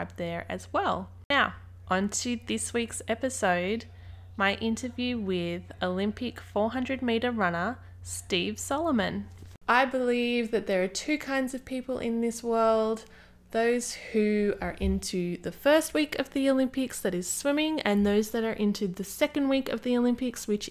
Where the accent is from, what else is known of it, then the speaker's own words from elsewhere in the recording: Bowral, New South Wales, Australia; now in Brisbane, Australia; my hometown of Barrel in the New South Wales Southern Highlands